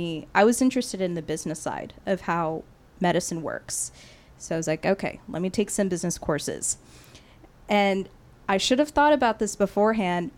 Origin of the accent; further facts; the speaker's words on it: Katy, Texas, United States; also born or lived in Houston; growing up in Katy, staying in Houston